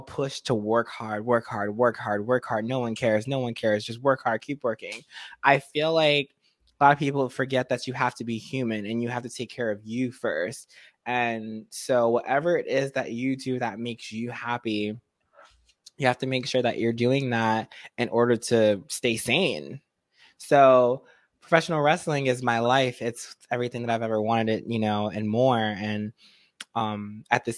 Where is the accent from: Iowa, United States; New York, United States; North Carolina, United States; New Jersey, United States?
New Jersey, United States; Jersey City; I grew up in Jersey City, New Jersey